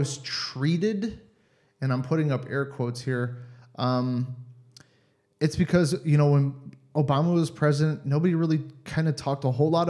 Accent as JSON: {"language": "English", "town": "Cleveland", "region": "Ohio", "country": "United States", "moved": "as an adult", "lives_now": "Germany", "said": "I'm from Ohio, Cleveland area"}